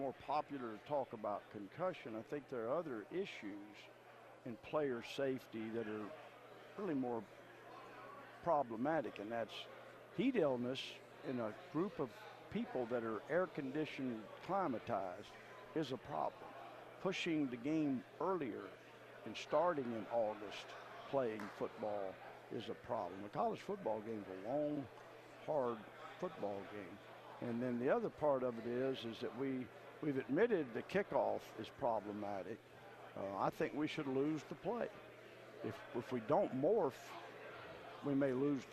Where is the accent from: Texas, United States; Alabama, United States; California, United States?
Alabama, United States; Birmingham; I'm from Birmingham, which is a little bit of a hot dog town